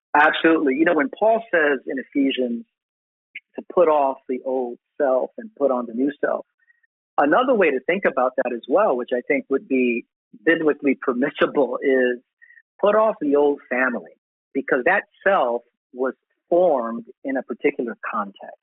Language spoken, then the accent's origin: English; New York City, New York, United States; I was born in Brooklyn, but yeah, Puerto Rican descent